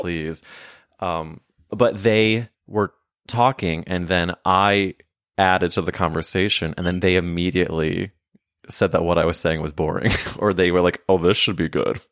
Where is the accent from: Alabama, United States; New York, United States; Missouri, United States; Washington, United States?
Missouri, United States; St. Louis; moved away; I went to high school, so I'm from Saint Louis